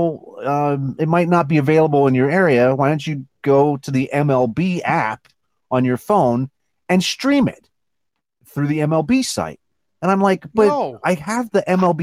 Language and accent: English; Philadelphia, Pennsylvania, United States; we were both raised on Philadelphia sports